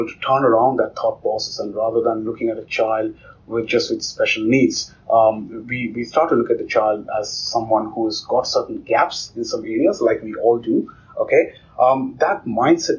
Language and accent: English; India; I grew up in India in a remote village